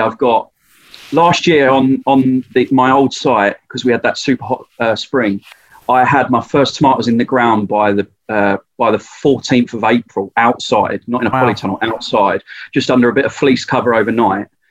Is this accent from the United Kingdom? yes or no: yes; Essex, East of England, United Kingdom; Essex, if you don't know, I'm from Essex